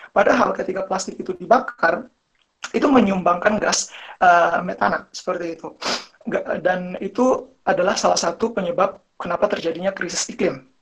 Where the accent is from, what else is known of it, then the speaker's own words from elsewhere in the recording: Tidore, North Maluku, Indonesia; also born or lived in Malang; saya ingin menceritakan pengalaman saya sebelum saya pindah ke Malang ya. Jadi uh, saya berasal dari Tidore. Jadi di daerah saya itu masyarakatnya masih gotong royong banget.